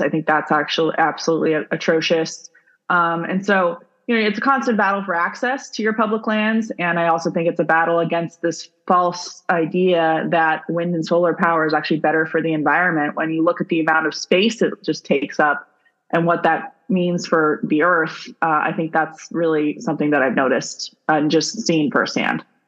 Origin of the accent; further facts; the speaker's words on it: Arizona, United States; I grew up in Arizona.